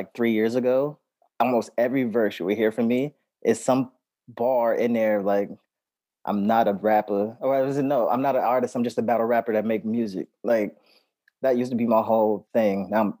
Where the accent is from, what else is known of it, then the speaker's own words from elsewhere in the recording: New York City, New York, United States; also born or lived in Oakland; now in Bay Area, United States; I grew up in Harlem, but I spent almost every summer in Oakland.